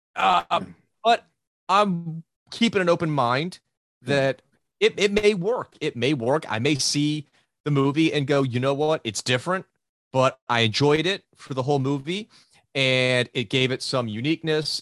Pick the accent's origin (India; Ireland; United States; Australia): United States; growing up in the States